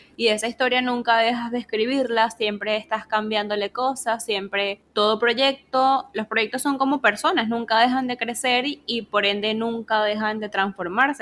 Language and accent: Spanish; Venezuela; vengo de Venezuela